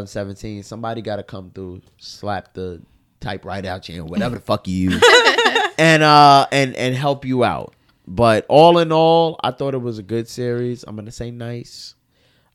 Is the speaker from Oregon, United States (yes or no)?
no; New York City, New York, United States; I grew up in Fort Greene